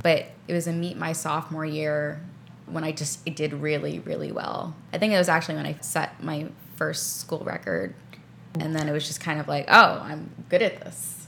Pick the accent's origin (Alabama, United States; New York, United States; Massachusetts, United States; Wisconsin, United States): New York, United States; New York City; there's not a whole ton of green space in Queens where I grew up